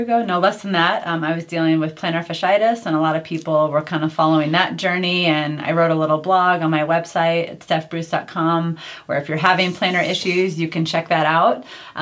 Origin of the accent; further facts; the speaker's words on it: New York, United States; moved away; I'm originally from New York